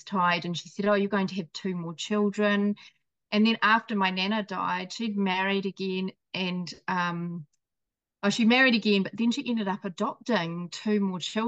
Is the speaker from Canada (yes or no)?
no; New Zealand; also born or lived in Scotland; I was born in Scotland as well. I know I don't sound it, but I came here as a baby to New Zealand.